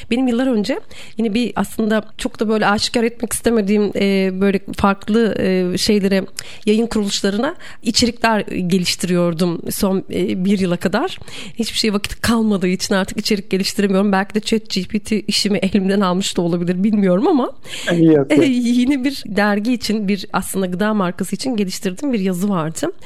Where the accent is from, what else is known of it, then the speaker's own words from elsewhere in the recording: Bursa, Turkey; born there; E, ben mesela Bursa doğumluyum.